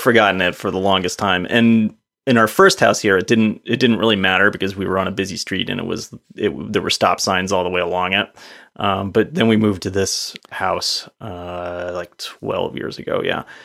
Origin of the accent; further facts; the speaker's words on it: East Coast, United States; moved away; I grew up on the East Coast, so I feel like I'm a bit of an East Coast driver.